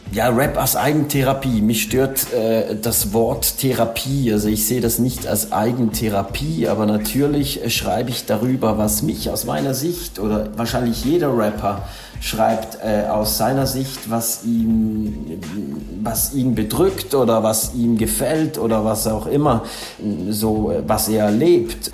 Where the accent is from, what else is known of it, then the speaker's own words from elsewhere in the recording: Switzerland; als Schweizer